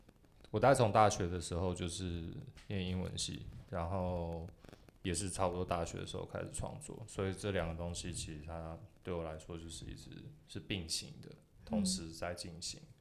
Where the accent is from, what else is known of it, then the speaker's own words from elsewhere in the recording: Taipei, Taiwan; also born or lived in Yonghe, New Taipei / New York; 我刚出生的时候是在新北市，在永和那边，然后后来就是妈妈全家搬到呃搬到大